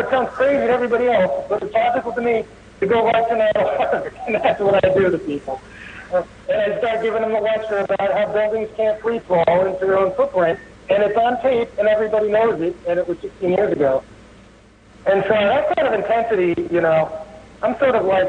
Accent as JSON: {"language": "English", "region": "New Jersey", "country": "United States", "also_born_or_lived": "Portland", "moved": "yes", "said": "I'm originally from New Jersey, and I moved to Portland, and I drove a night taxi in Portland for 7 years"}